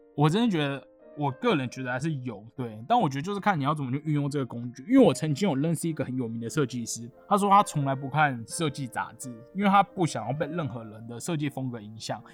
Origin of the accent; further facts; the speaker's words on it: Taiwan; 身为台湾人